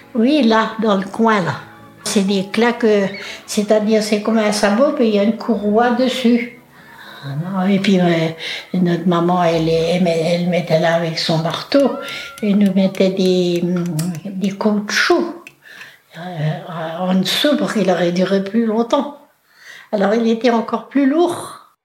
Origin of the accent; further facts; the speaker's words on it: Loudéac, Brittany, France; je suis née à Lorodec